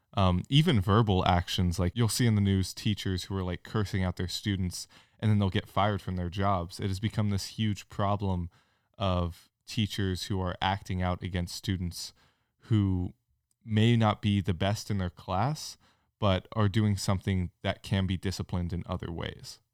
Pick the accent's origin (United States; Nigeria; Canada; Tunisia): United States; California; now in Franklin, Tennessee, United States; I grew up in California and went to both public and private schools